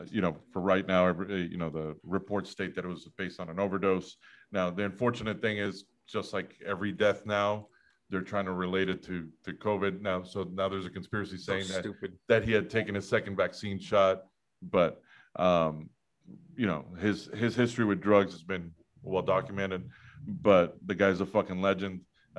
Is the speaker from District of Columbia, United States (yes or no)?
no; Long Island, New York, United States; moved away; also born or lived in Corpus Christi; I'm originally from Long Island.